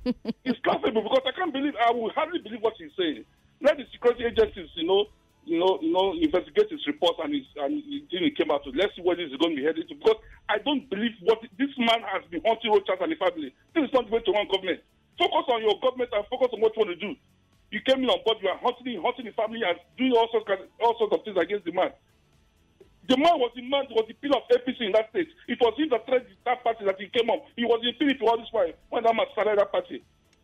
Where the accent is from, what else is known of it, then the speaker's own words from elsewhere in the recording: Imo, Nigeria; my home state governor, Hope Uzodinma